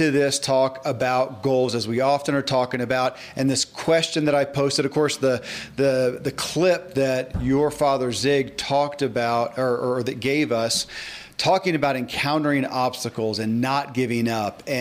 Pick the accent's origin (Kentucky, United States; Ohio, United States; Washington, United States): Kentucky, United States; born or raised there